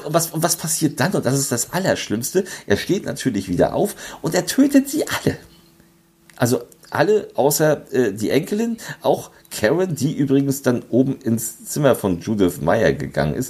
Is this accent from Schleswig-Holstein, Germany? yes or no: yes; Lübeck, Schleswig-Holstein, Germany; Lübeck, also meiner Heimatstadt.